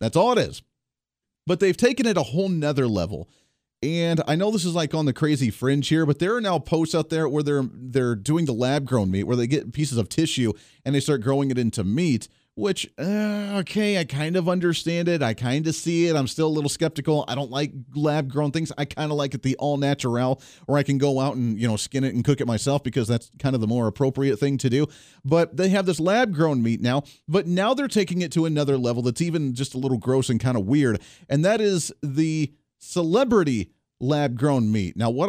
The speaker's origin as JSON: {"language": "English", "region": "Colorado", "country": "United States", "moved": "yes", "said": "I came from Colorado. I'm allowed to say that they're kind of nuts. That's why I left the state of Colorado."}